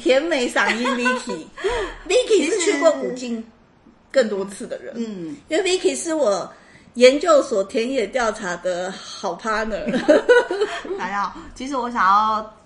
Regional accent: Taiwan; 我一个台湾人

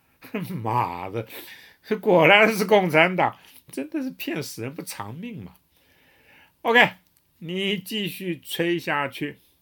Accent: Taiwan; 我们台湾人

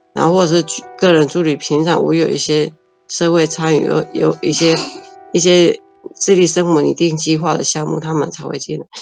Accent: Gaomei Wetlands area, Taichung, Taiwan; moved away as an adult; now in Taichung, Taiwan; 我来到台中的时候，因为我很想念我的家乡

